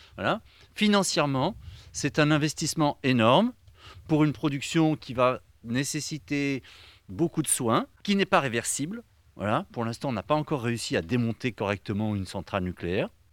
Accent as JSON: {"language": "French", "region": "Brittany", "country": "France", "said": "Je suis breton"}